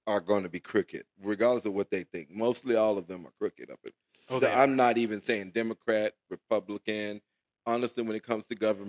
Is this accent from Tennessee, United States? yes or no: yes; Memphis, Tennessee, United States; moved away; I'm from Memphis, Tennessee, originally